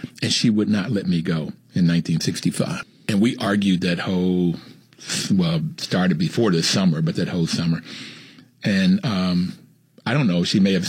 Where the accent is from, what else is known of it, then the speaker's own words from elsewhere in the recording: Bluefield, West Virginia, United States; I grew up in Bluefield, West Virginia. And in 68, I was a junior in college at Bluefield State, a historically black college.